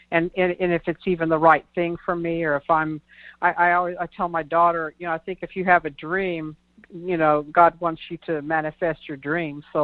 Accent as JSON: {"language": "English", "town": "Missouri City", "region": "Texas", "country": "United States", "said": "Okay, I'm from the Houston area."}